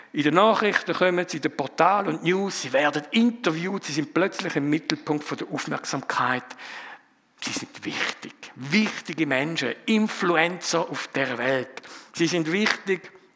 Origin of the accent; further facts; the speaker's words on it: Frauenfeld, Thurgau, Switzerland; accent: Thurgauer Dialekt; moved away as an adult; now in Zofingen, Switzerland; ich bin ein bisschen östlicher aufgewachsen, darum auch ein bisschen der Thurgauer Dialekt. Ich komme aus Frauenfeld ursprünglich